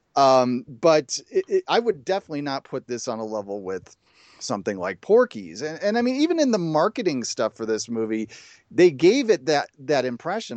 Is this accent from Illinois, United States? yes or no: yes; Chicago, Illinois, United States; I grew up in the Chicago area